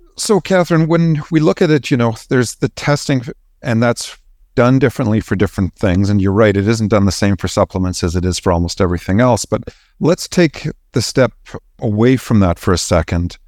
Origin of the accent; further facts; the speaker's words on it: Canada; moved away; be a Canadian who managed to get out and explore the world